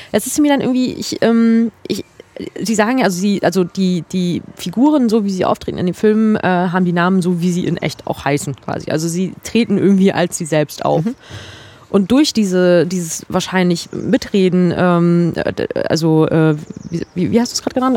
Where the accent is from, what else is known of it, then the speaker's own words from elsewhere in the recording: Mecklenburg-Vorpommern, Germany; als Mecklenburgerin